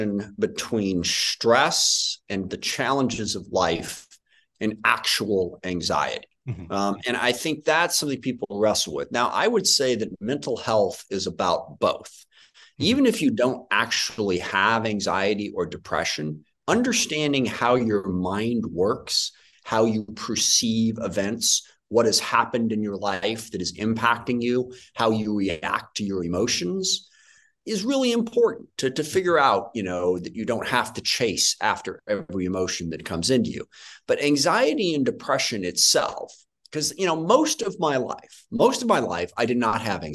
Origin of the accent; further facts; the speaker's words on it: SeaTac, Washington, United States; I grew up in SeaTac, which is in the middle of the 9th District.